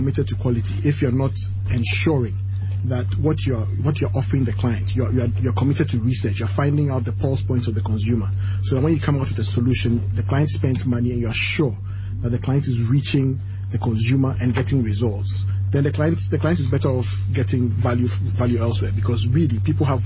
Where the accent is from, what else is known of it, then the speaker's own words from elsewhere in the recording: Ghana; we are Ghanaian